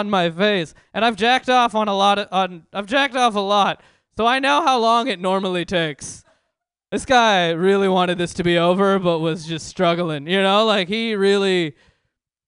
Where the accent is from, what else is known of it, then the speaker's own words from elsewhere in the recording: San Francisco, California, United States; I grew up in San Francisco, grew up in the Bay Area.